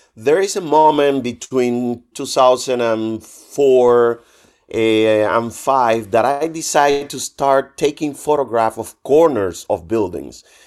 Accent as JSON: {"language": "English", "town": "Trinidad", "region": "Sancti Spíritus", "country": "Cuba", "tie": "born or raised there", "also_born_or_lived": "Havana / Madrid", "moved": "as an adult", "said": "I was, uh, an art student back in my hometown in Cuba, in Trinidad"}